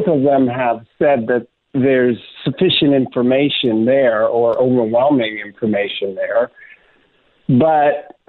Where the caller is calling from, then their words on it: Dutch Harbor, Alaska, United States; How are you? I'm calling you from Dutch Harbor, Alaska.